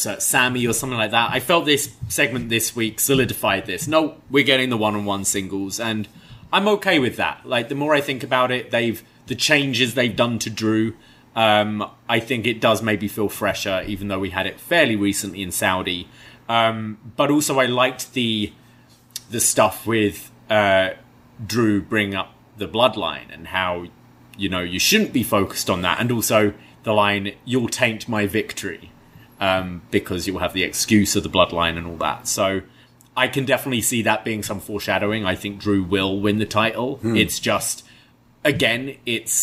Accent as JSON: {"language": "English", "country": "United Kingdom", "said": "Being British"}